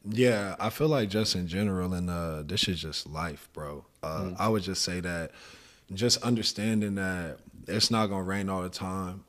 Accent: San Antonio, Texas, United States; now in Houston, United States; I did it most of my growing up in San Antonio on yeah, the east side

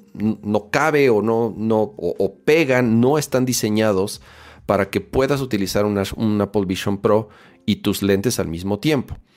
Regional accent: Mexico

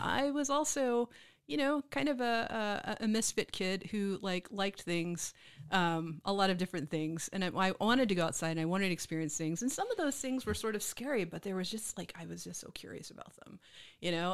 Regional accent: Mississippi, United States; moved away as an adult; also born or lived in Memphis, Tennessee; now in Austin, United States; growing up in Mississippi, I went to Memphis a lot

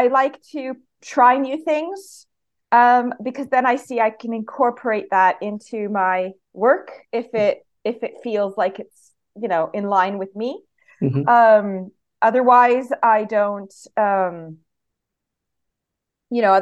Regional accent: Canada; accent: Canadian; moved away as an adult; also born or lived in Italy; now in Lincolnshire, United Kingdom; I was born and raised in Canada, and then I spent a few years in Italy when I met my husband, and then we ended up moving here for his work

